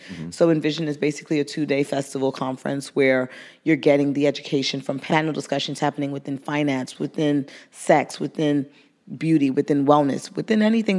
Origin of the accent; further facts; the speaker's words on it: New York City, New York, United States; growing up in Brooklyn, being that brown girl from Brooklyn